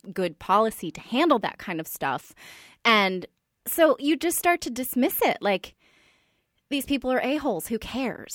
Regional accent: Silicon Valley, California, United States; I'm from the Silicon Valley

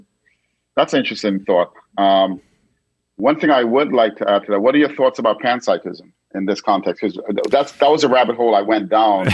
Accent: New York City, New York, United States; the fact that I'm from the Bronx and I was during a time when hip-hop was really flourishing in its early stages in the 80s.

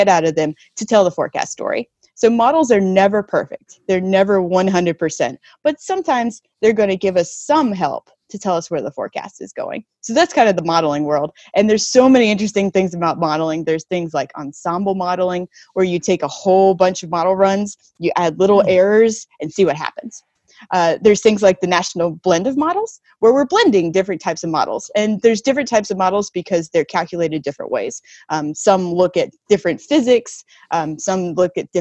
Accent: North Carolina, United States; now in West Coast, United States; I grew up in North Carolina

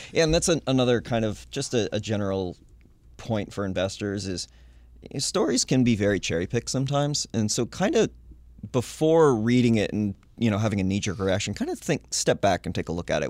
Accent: Littleton, New Hampshire, United States; my hometown. There's a little microbrewing hometown of Littleton, New Hampshire

